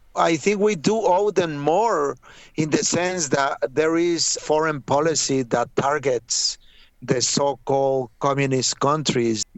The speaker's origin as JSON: {"language": "English", "country": "Mexico", "moved": "yes", "lives_now": "New York, United States", "said": "I am from Mexico"}